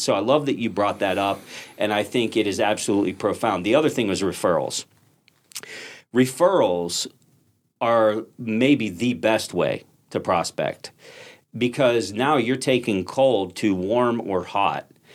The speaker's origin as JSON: {"language": "English", "town": "Pittsburgh", "region": "Pennsylvania", "country": "United States", "said": "I'm from Pittsburgh"}